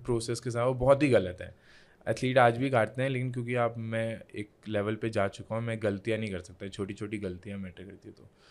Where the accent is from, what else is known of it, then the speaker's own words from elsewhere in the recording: Uttarakhand, India; मैं इंडिया से हूँ